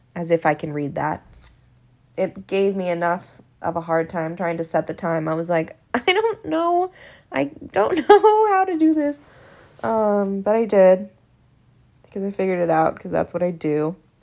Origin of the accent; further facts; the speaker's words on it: Hawaii, United States; now in Los Angeles, United States; It was filmed at my house. I mean, like, in my hometown.